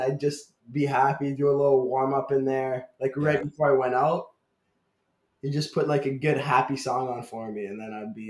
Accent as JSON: {"language": "English", "town": "Ottawa", "region": "Ontario", "country": "Canada", "tie": "born or raised there", "moved": "yes", "said": "one of my games in my hometown in Ottawa"}